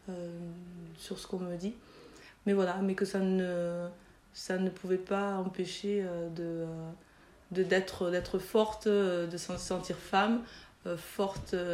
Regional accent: Toulouse, Occitania, France; also born or lived in Chad / Belgium; aujourd'hui j'ai 41 ans. Euh, je suis originaire du Tchad. Mes parents ont immigré euh, l'année de ma naissance, en, dans les années 78. ils ont immigré au Mirail, donc au quartier de la Rennerie.

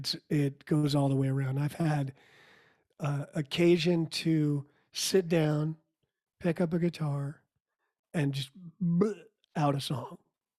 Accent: New York, United States; I actually didn't grow up in Texas. I grew up outside of New York City and moved around a whole lot. My parents were from Texas or lived in Texas before I was born.

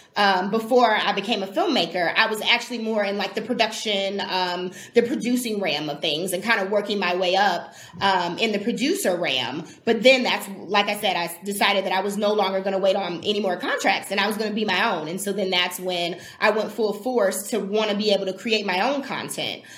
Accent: Milwaukee, Wisconsin, United States; also born or lived in California; now in Milwaukee, United States; I was born um, and raised in Milwaukee

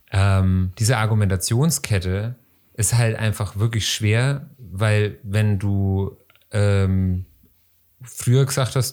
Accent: Austria; Ich als Österreicher, meine Kinder sind alle im Keller.

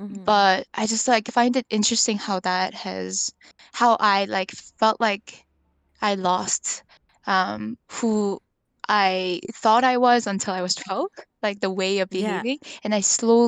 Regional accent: North Vancouver, British Columbia, Canada; What I found interesting about, I think, growing up in North Van is like I think you know North Van, like there's a lot of professionals there.

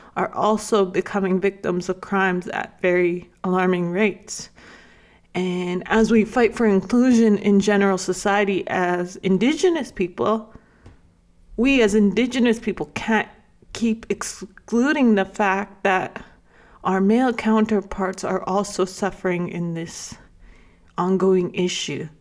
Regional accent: Lac La Biche, Alberta, Canada; moved away as an adult; also born or lived in Bigstone Cree Nation (family origin); I grew up in La Club-Bixa, Alberta

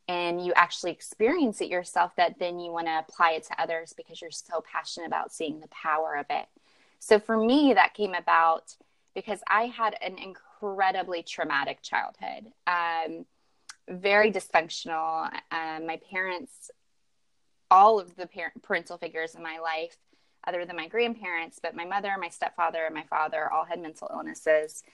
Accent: Kentucky, United States; moved away as an adult; now in California, United States; I am a Kentucky girl at heart. I grew up in the South and relocated to California not too long ago, about 4 years ago

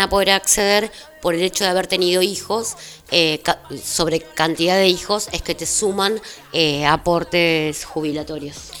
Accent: General Las Heras, Buenos Aires Province, Argentina; yo soy de las Heras, trabajo en Merlo, pero soy de las Heras

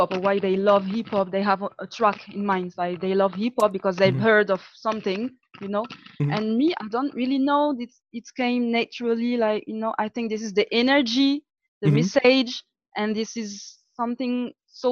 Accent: Castres, Occitania, France; accent: South French; English is a second language; moved away as an adult; now in Paris, France; I grew up in Castres and then I came to Paris when I was 20 or something.

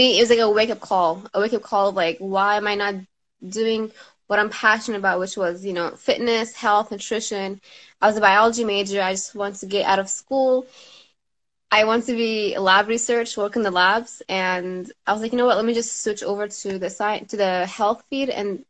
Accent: Damascus, Damascus Governorate, Syria; I'm from Damascus, Syria, originally.

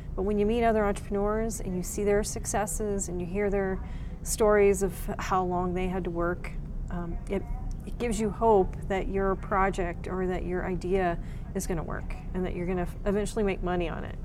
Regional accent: Texas, United States; also born or lived in Pennsylvania; now in New Mexico, United States; I was born here, but we only lived here like six months. And then my parents moved me to Texas. So everybody's like, oh, Texas, I'm sure. Um, but yeah, I grew up in Texas and then I lived in Pennsylvania for 18 years.

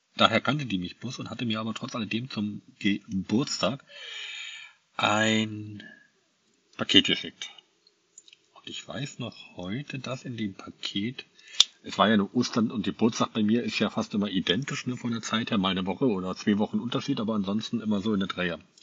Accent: Angermünde, Brandenburg, Germany; moved away; Bekannte aus Angermünde auch, aus meiner alten Heimat

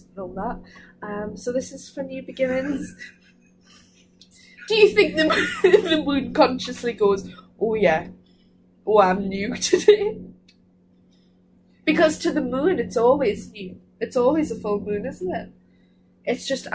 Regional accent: Newcastle upon Tyne, North East England, United Kingdom; moved away as an adult; now in Cardiff, United Kingdom; I'm from Newcastle

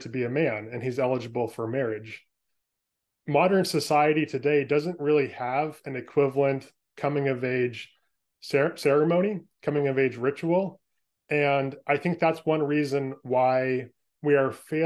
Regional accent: Bay Area, California, United States; moved away as an adult; now in Portland, United States; I was born and raised in the Bay Area in California

